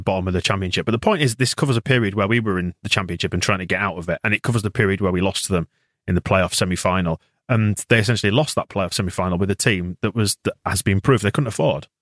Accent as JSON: {"language": "English", "town": "Bradford", "region": "Yorkshire and the Humber", "country": "United Kingdom", "tie": "born or raised there", "said": "I was born in the B R"}